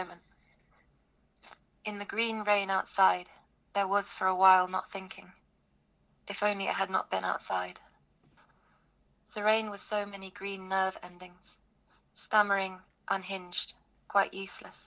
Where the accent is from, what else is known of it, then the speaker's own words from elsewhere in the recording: London, United Kingdom; I live in Bow in East London. I grew up in Dalston